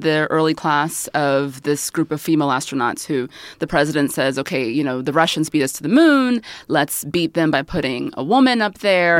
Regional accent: the South, United States; I grew up in the South

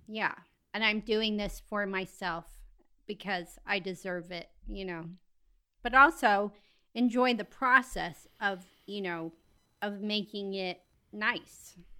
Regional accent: Bozeman, Montana, United States; I'm from Bozeman.

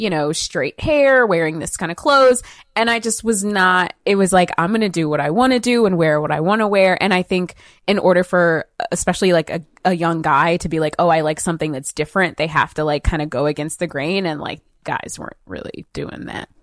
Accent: outside of Atlanta, Georgia, United States; also born or lived in Marietta / New York City; growing up, I grew up outside of Atlanta

